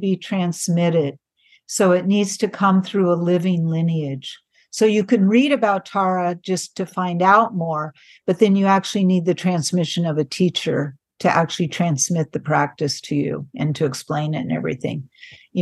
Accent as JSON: {"language": "English", "area": "San Francisco Bay Area", "region": "California", "country": "United States", "tie": "born or raised there", "said": "I grew up in the San Francisco Bay Area in the 60s"}